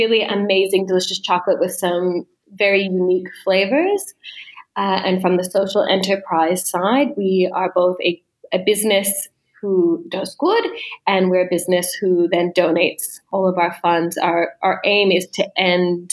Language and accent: English; Denver, Colorado, United States; moved away as an adult; now in Melbourne, Australia; I'm originally from America, from Denver in particular